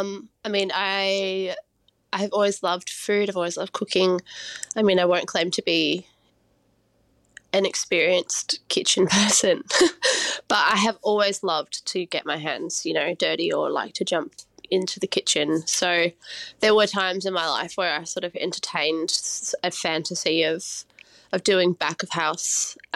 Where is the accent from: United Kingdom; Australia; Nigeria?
Australia; New South Wales; So I grew up in the Blue Mountains in New South Wales, and I was raised by my mum